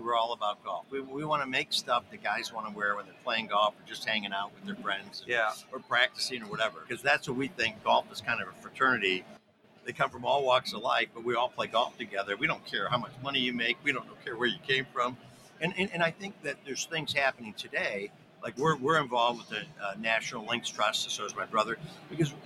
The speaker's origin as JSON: {"language": "English", "region": "Ohio", "country": "United States", "tie": "born or raised there", "said": "My brother and I, we grew up as caddies. We grew up in Ohio"}